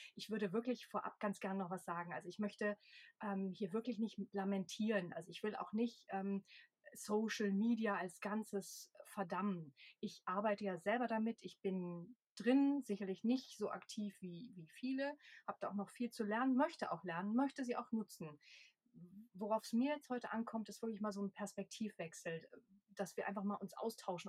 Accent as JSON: {"language": "German", "town": "Cologne", "region": "North Rhine-Westphalia", "country": "Germany", "tie": "born or raised there", "moved": "as an adult", "lives_now": "Leipzig, Germany", "said": "gebürtige Kölnerin"}